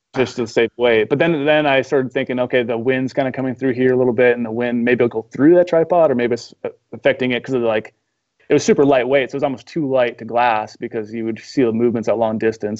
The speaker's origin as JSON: {"language": "English", "region": "Midwest", "country": "United States", "tie": "born or raised there", "also_born_or_lived": "Missoula, Montana", "moved": "as an adult", "said": "I grew up in the Midwest, so I'm used to hunting whitetails when I was, you know, in high school"}